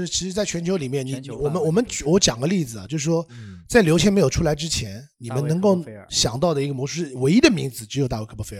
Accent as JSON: {"language": "Chinese", "region": "Shanghai", "country": "China", "said": "我上海人。"}